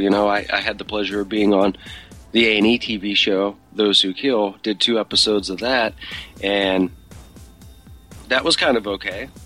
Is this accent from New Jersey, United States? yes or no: no; Pittsburgh, Pennsylvania, United States; moved away; my hometown of Pittsburgh